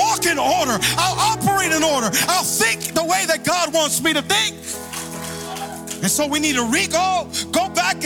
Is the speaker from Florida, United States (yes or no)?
yes; Hialeah, Florida, United States; I'm from Hialeah.